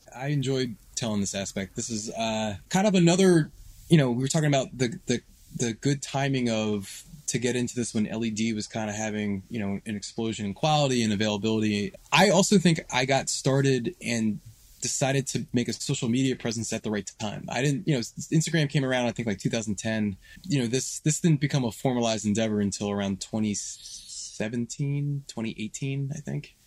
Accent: Philadelphia, Pennsylvania, United States; also born or lived in Washington, D.C.; I'm born and raised in Philadelphia. I, I lived here most of my life.

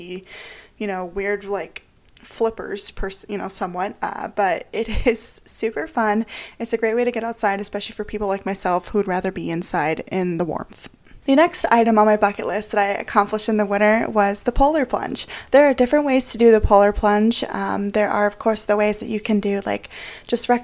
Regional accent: Florida, United States; moved away; I'm from Florida originally

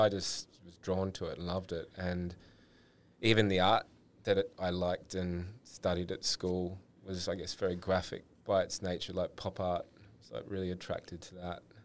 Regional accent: Sydney, New South Wales, Australia; grew up in Sydney, had two brothers

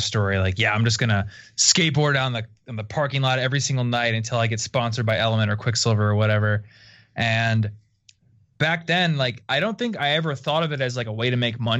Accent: Des Moines, Iowa, United States; I'm from Des Moines, Iowa

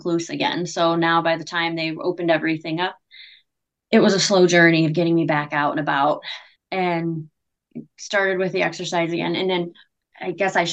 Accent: Pennsylvania, United States; moved away as an adult; also born or lived in New York / Buffalo, New York / Houston, Texas; I am from a very small town in Pennsylvania. It's extremely small, like population between like 1,500 and 2,000

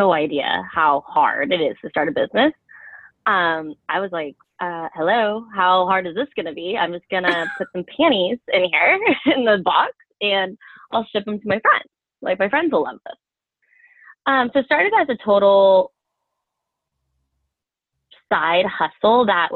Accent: Bay Area, California, United States; moved away as an adult; also born or lived in Colorado; I grew up in the Bay Area

